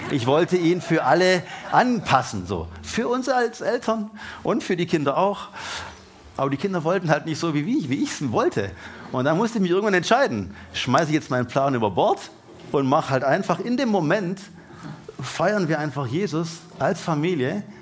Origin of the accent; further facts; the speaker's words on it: Baden-Württemberg, Germany; Und jetzt denken wir natürlich als Deutsche und als Baden-Württemberger und als Schwaber halt mal.